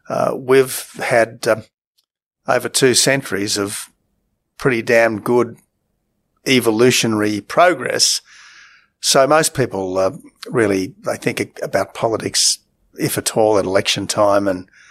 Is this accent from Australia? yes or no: yes; Australia; also born or lived in England; I was born in England. My sister was born in England. Family came back to Australia and lived happily ever after.